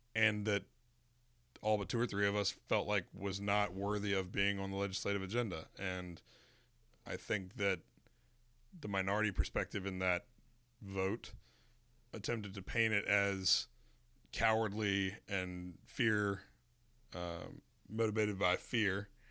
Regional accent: North Carolina, United States; born or raised there

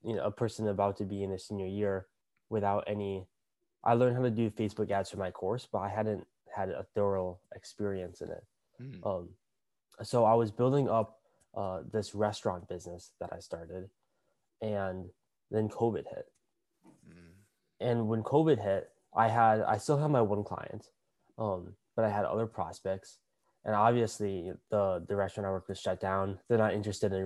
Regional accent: Minnesota, United States; moved away as an adult; now in California, United States; But I grew up in Minnesota. And besides the past year, I've lived in Minnesota my entire life

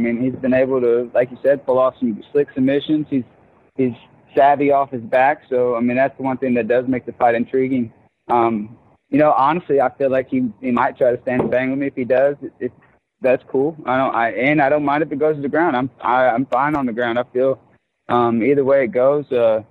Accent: Hartsville, Tennessee, United States; I come from Hartsville, Tennessee. It's the smallest county in Tennessee from Childsdale.

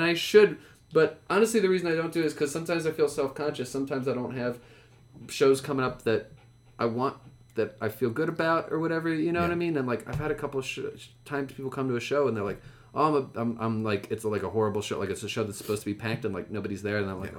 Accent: Bethlehem, Pennsylvania, United States; My hometown.

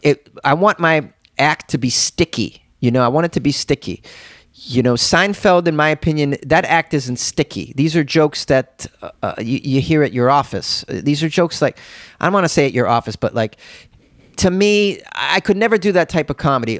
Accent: Boston, Massachusetts, United States; I'm a guy from Boston. Yeah, well, there's a million of us from Boston

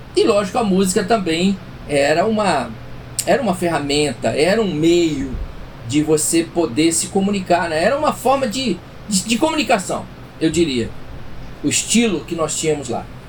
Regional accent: São Paulo, Brazil; moved away as an adult; now in Rio de Janeiro, Brazil; sou paulistano, né? Eu fui criado em São Paulo. Por mais que eu já esteja 22 anos no Rio, mas eu fui criado em São Paulo

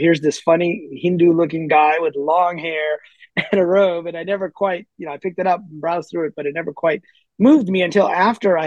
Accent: Midwest, United States; also born or lived in near Lahore, Pakistan; I moved to the U.S. at a very early age. So, you know, pretty much I grew up in the Midwest

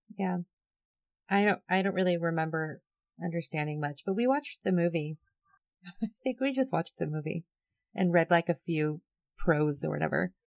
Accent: Southern California, United States; I grew up in Southern California.

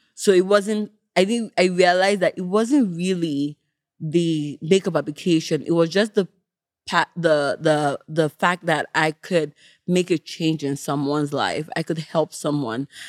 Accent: Nigeria; moved away; also born or lived in Canada / United Kingdom; Me growing up in Nigeria, moving to Canada, moving back to the U K

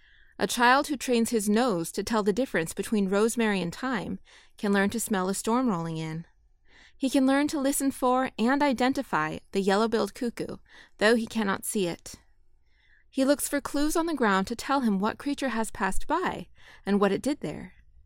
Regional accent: California, United States; Growing up in California, it was cowboys and wagon trains that caught my imagination.

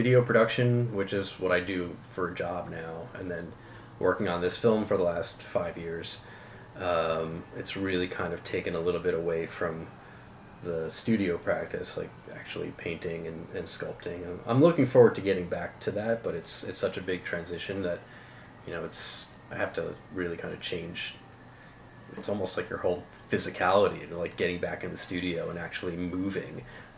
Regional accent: Union, New Jersey, United States; was born in 1975 in Union, New Jersey

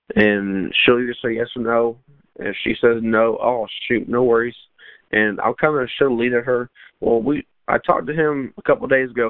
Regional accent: Lago Vista, Texas, United States; I was born and raised in Lago Vista, Texas

